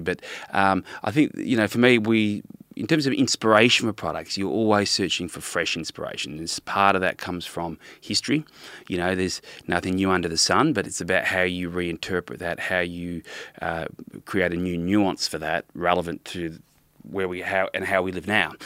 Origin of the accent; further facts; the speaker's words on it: Melbourne, Victoria, Australia; moved away as an adult; also born or lived in Brisbane / London; I was from Melbourne originally, lived in Brisbane for a bit, back in Melbourne, uh, then, uh, doing high school, and then I was studied in London